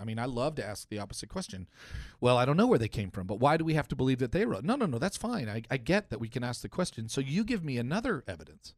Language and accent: English; Canada; I grew up in Canada